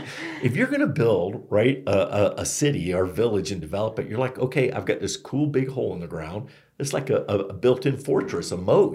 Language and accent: English; Florida, United States; now in Flagstaff, United States; I'm from Florida